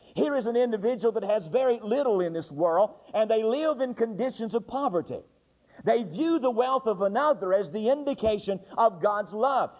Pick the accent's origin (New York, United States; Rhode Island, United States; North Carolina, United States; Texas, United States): North Carolina, United States; I'm from North Carolina